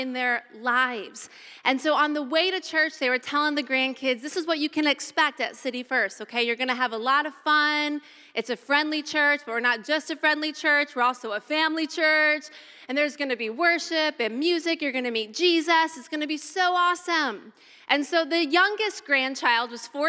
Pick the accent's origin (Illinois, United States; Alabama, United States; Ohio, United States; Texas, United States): Ohio, United States; moved away; I grew up in Ohio, O-H-I-O